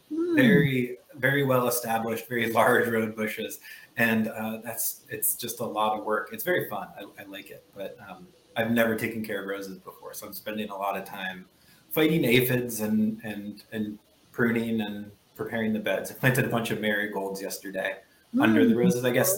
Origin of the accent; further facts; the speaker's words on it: Midwest, United States; born there; also born or lived in South; now in Baltimore, United States; I am a Midwesterner by birth. I am a Southerner by history, I suppose, and currently a Baltimorean.